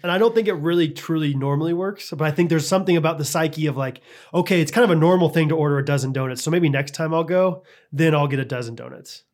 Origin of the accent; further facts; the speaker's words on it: Midwest, United States; I'm from the Midwest, so I say eggs.